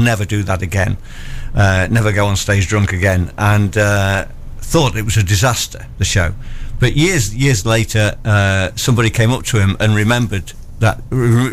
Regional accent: Lincoln, East Midlands, United Kingdom; I grew up in Lincoln

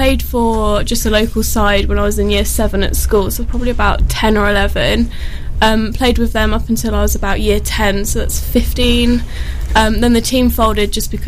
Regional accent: Southampton, South East England, United Kingdom; accent: posh; moved away; I'm from Southampton

